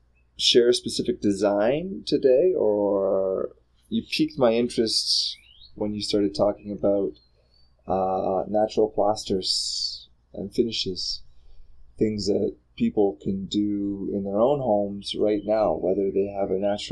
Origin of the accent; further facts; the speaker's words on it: Canada; I'm from Canada, it gets pretty cold.